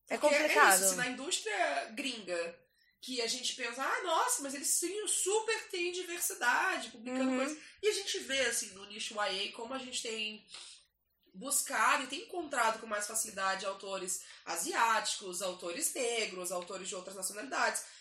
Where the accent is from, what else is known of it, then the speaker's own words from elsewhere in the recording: Maranhão, Brazil; Ah, ah, eu sou do Maranhão.